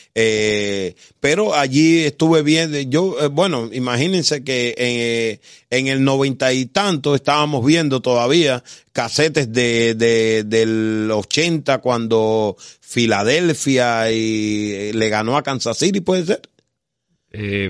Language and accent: Spanish; Havana, Cuba; moved away as an adult; also born or lived in Las Villas; yo nací en La Habana